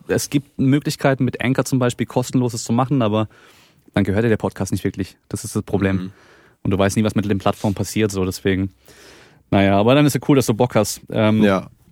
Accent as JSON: {"language": "German", "region": "Baden-Württemberg", "country": "Germany", "said": "ich komme hier aus Baden-Württemberg, das heißt, so Dialekt ist noch ein bisschen anders"}